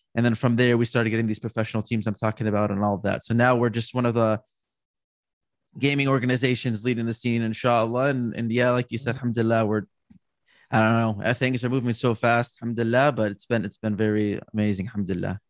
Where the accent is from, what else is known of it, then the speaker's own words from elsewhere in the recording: California, United States; also born or lived in New York; I grew up here in California around my family